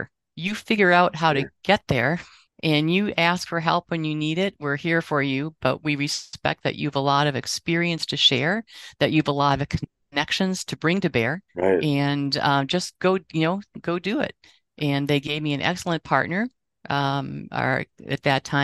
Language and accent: English; Wausau, Wisconsin, United States; I never thought I'd have the opportunity to teach, in medical school and not have to leave my hometown